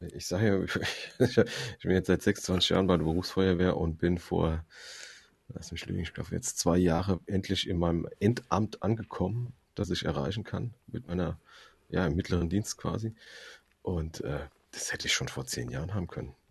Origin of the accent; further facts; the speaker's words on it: Frankfurt, Hesse, Germany; ich komme erst mal aus Frankfurt, das ist eine multikulturelle Stadt. Ich bin damit aufgewachsen